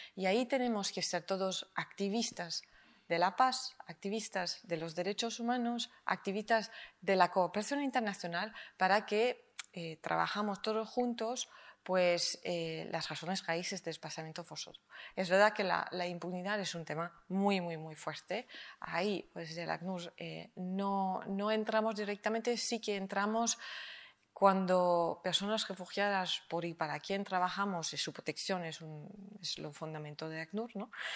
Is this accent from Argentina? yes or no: no; France; Spanish is a second language; now in Spain; A mí como francesa me llamó la atención cuando llegué y ahora lo conozco de corazón, mi DNI español